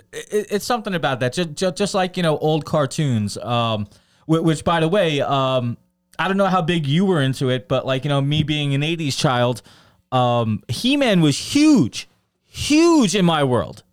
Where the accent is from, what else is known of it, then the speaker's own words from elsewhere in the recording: New York City, New York, United States; I grew up in Brooklyn